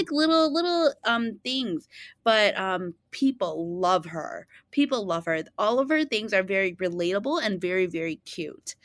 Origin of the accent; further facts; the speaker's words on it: Chicago, Illinois, United States; I was born in Chicago and grew up in the West Suburbs, such as, like, Cicero, Berwyn, Oak Park